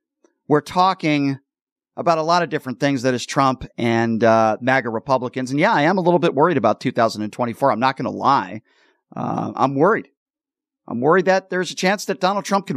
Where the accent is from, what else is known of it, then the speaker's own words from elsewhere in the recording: Connecticut, United States; now in Las Vegas, United States; I'm from back east myself. I'm from Connecticut